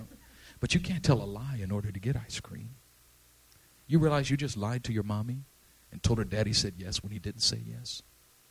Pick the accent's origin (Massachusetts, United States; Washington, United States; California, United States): California, United States; Oakland; I grew up in East Oakland.